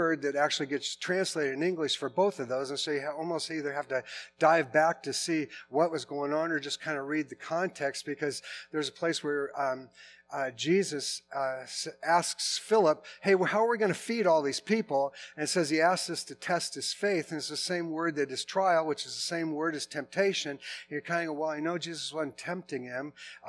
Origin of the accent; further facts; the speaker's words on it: Portland, Oregon, United States; also born or lived in Seattle; I grew up in Portland, and then I went away to college. And then I came back to Portland and married a girl from Portland.